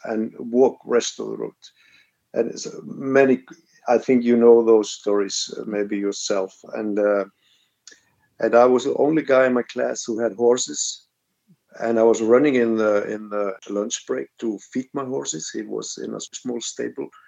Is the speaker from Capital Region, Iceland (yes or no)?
yes; Reykjavik, Capital Region, Iceland; I was growing up in Reykjavik, and the next house beside me where I was growing up